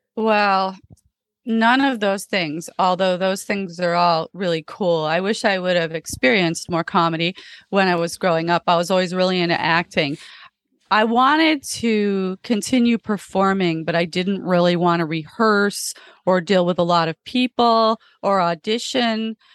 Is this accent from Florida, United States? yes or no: yes; Florida, United States; moved away as an adult; also born or lived in England; now in Los Angeles, United States; I grew up in Florida